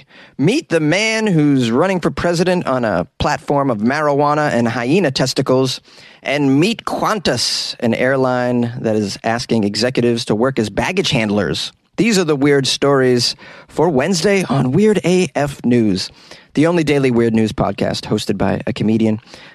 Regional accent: United States; I'm an American

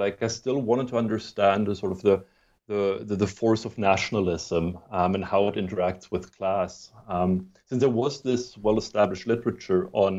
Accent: Germany; accent: muddled; English is a second language; moved away as an adult; also born or lived in Sweden / United Kingdom / United States; I'm not a native English speaker. I have a funny muddled accent. I was born in Sweden, but grew up in Germany and then went to undergraduate in the UK and then graduate school in the US.

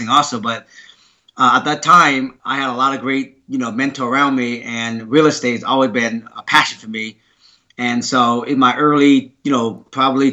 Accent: Seattle, Washington, United States; English is a second language; also born or lived in Vietnam / Sumner, Washington; we just grew up in the area called Rainier Valley in Seattle, Washington

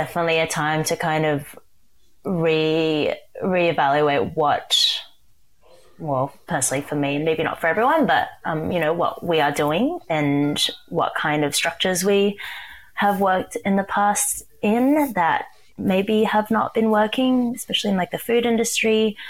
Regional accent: Sydney, New South Wales, Australia; I can say that I was born and raised in Sydney. I am a first generation Chinese to Malaysian born parents.

